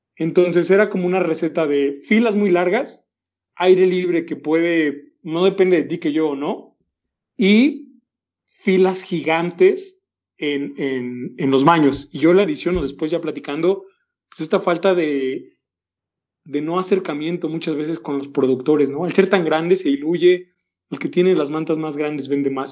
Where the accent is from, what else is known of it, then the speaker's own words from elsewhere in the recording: Mexico City, Mexico; San Andrés fue el primer nombre que representaba del pueblo que soy, de ahí de Iztapalapa